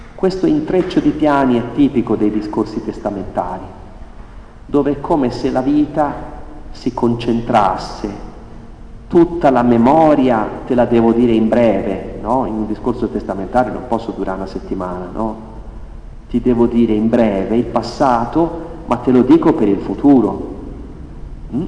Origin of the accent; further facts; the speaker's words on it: Italy; noi italiani